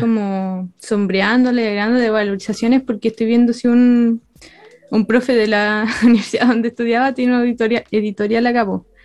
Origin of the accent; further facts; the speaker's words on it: La Serena, Coquimbo, Chile; yo soy de La Serena